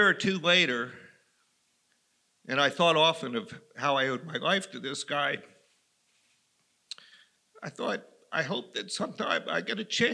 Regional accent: Western Maryland, United States; I grew up in Western Maryland.

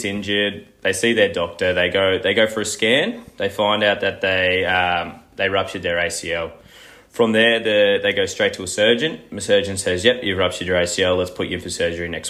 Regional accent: Gold Coast, Queensland, Australia; moved away as an adult; now in Melbourne, Australia; I'm originally from the Gold Coast, and that's where I've done all my studies

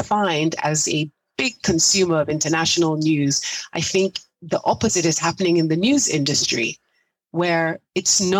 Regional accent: United States

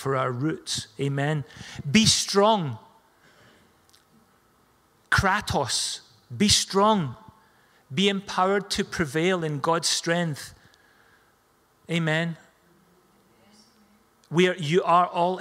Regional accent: Scotland, United Kingdom; We're Scottish.

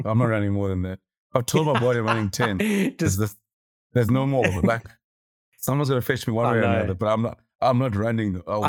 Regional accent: East London, Eastern Cape, South Africa; moved away; Back in East London, back in the roots where I was born in East London.

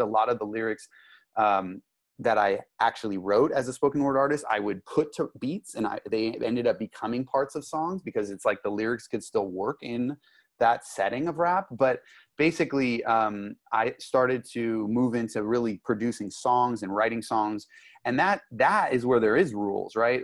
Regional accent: Los Angeles, California, United States; also born or lived in Santa Monica / Malibu; now in San Diego, United States; I grew up in Los Angeles. I grew up in Santa Monica, in Malibu, um, basically, oh, Hollywood Hills

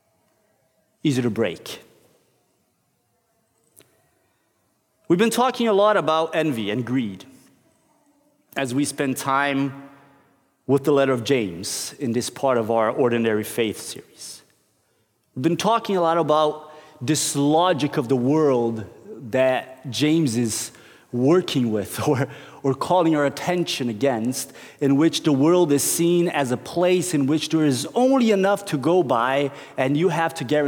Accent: Brazil; moved away as an adult; now in Norway; I grew up in Brazil

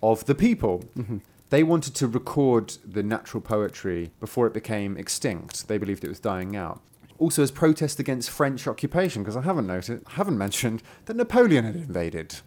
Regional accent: United Kingdom; I'm British

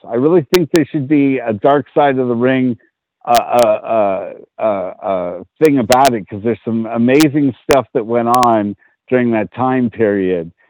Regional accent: San Francisco, California, United States; I grew up on Sotelo Avenue in San Francisco

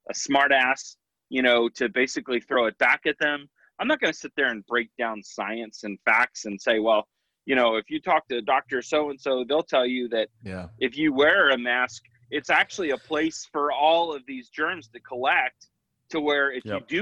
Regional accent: Scotland, United Kingdom; I've got Celtic, you know, I'm Scottish.

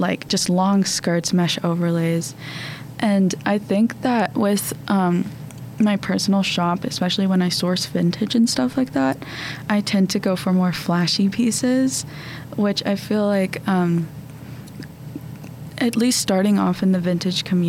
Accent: West Virginia, United States; now in Kentucky, United States; growing up in West Virginia

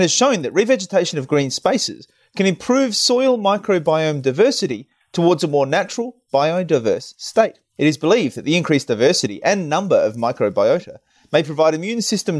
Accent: Adelaide, South Australia, Australia; my hometown of Adelaide

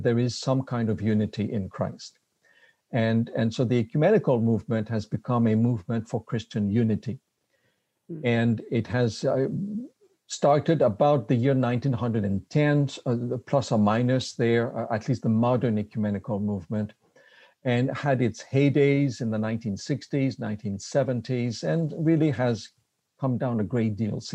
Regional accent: Quebec City, Quebec, Canada; accent: French Canadian; English is a second language; moved away as an adult; also born or lived in Berrien Springs, Michigan; now in Michigan, United States; I am a French Canadian. I'm from Quebec City, moved here to Andrews University about 27 years ago

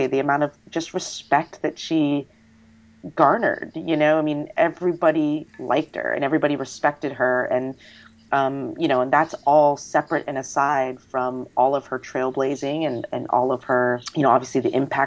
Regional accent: United States; I'm not Chinese, I'm Asian American

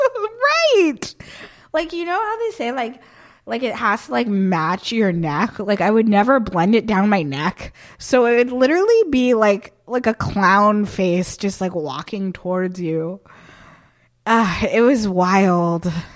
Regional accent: Barton, Vermont, United States; moved away; So I grew up in Barton, Vermont, which is, like, middle of, like, nowhere

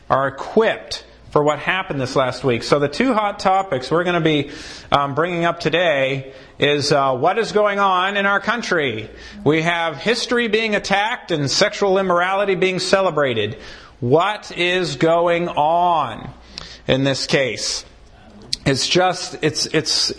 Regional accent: Maine, United States; I grew up in Maine.

